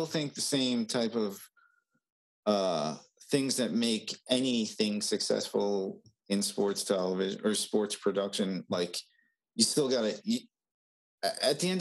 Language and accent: English; Long Island, New York, United States; growing up on Long Island